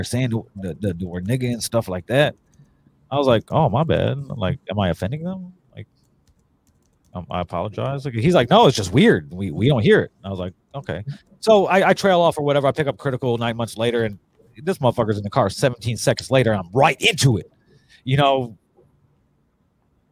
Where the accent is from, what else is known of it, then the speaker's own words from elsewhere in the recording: Gary, Indiana, United States; moved away; also born or lived in California; I'm born and raised in Gary, New Chicago. So I moved to California